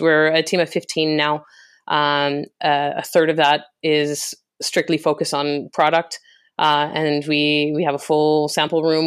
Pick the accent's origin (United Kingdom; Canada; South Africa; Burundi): Canada; Western Canada; moved away as an adult; also born or lived in France / Singapore; I was born and raised in Canada, I, I was raised in Western Canada